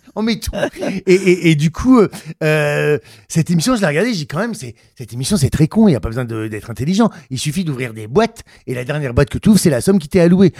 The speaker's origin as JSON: {"language": "French", "area": "Ch'ti", "region": "Hauts-de-France", "country": "France", "accent": "ch'ti", "said": "mon accent ch'ti"}